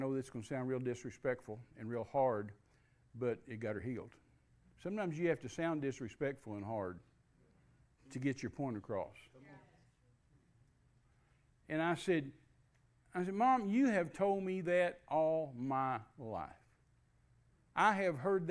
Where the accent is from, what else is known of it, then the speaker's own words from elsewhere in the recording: Midland, Texas, United States; I was raised in Midland, Texas.